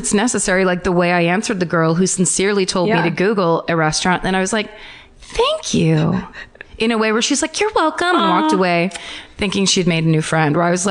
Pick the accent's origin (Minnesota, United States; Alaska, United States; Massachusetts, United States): Alaska, United States; That's nothing. I'm from Alaska. We don't care.